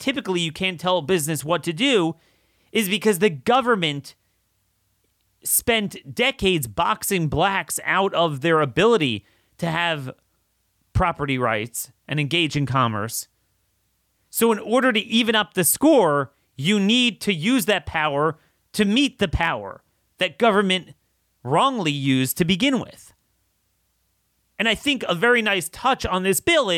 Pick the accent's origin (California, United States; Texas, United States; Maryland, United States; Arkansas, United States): Maryland, United States; my home state of Maryland